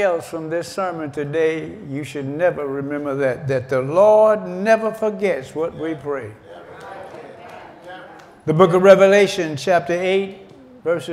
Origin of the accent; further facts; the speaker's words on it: Georgia, United States; I was born in Georgia back in 1939